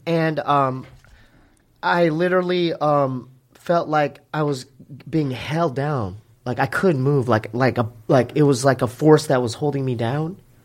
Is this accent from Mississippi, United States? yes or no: no; Poway, California, United States; we're from Poway. Me and my brother are from, uh, you know, inland